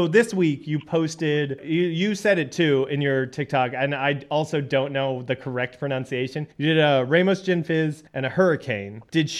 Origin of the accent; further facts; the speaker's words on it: United States; now in Germany; I'm an American, but I live in Germany.